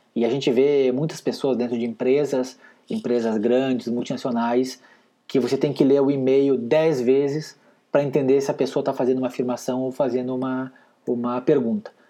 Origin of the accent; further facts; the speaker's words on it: Rio Grande do Sul, Brazil; moved away as an adult; also born or lived in Paraná / Curitiba; eu nasci e fui criado lá no Rio Grande Amado, sou gaúcho